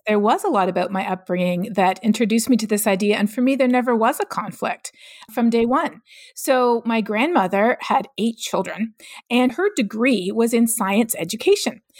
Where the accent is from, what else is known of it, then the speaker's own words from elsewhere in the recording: Canada; moved away as an adult; now in United States; growing up in Canada.